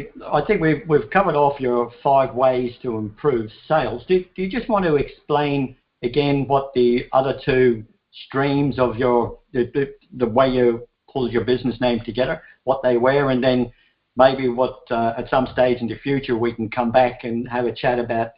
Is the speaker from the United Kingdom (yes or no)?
no; Ireland; moved away; I come from Ireland, had enough of it there, so I like the hot weather.